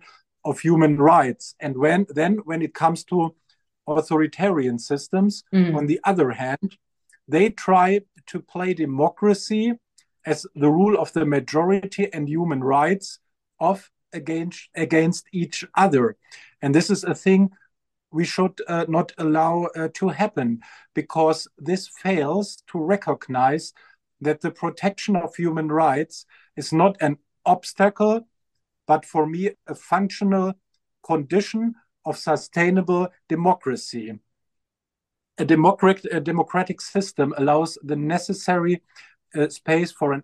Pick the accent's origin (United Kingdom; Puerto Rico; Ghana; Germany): Germany; moved away as an adult; also born or lived in Lebanon / Kenya; now in South Africa; my home country, Germany